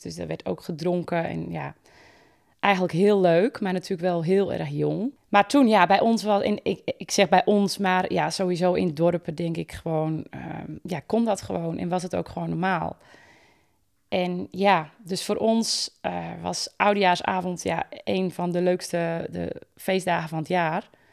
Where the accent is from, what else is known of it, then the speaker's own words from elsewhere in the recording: Volendam, North Holland, Netherlands; bij ons in Volendam